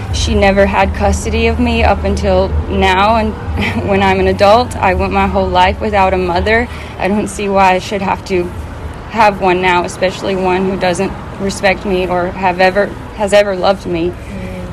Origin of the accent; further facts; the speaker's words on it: Meridian, Mississippi, United States; moved away as an adult; also born or lived in Florida / Tennessee; I was born in Meridian, Mississippi